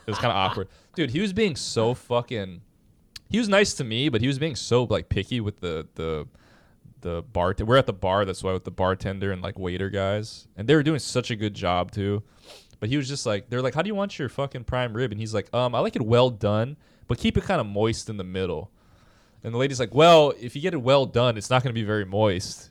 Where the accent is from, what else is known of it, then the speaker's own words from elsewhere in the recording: Hawaii, United States; I was from Hawaii